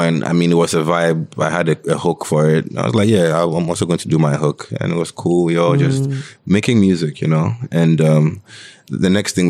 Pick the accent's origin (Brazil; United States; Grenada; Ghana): Ghana; Greater Accra; We're from Tema, Adenta